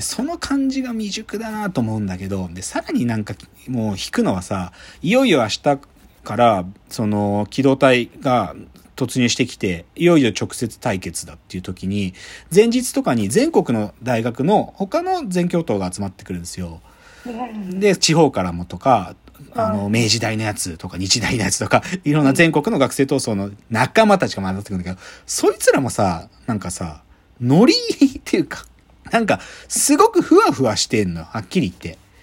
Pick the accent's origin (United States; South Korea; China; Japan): Japan; Gunma; moved away; 出身群馬県に対してね、複雑な感情を持ってる